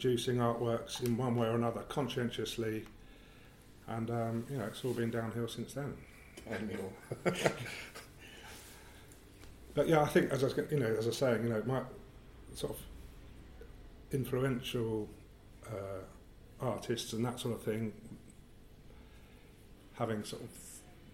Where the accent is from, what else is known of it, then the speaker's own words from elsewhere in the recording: London, United Kingdom; I grew up in around Greenwich